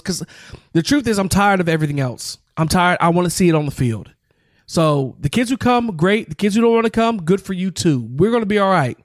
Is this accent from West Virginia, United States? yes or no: yes; West Virginia, United States; we're from West Virginia